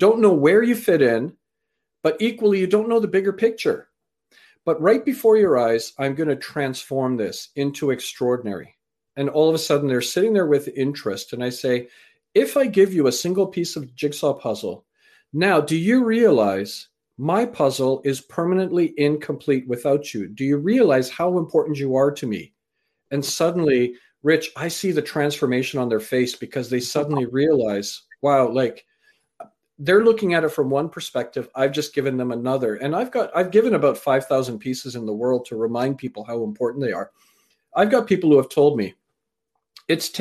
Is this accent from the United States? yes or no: no; Canada; also born or lived in England; I was born in England, raised in Canada, and my parents come from Fiji, and my grandfathers are from India.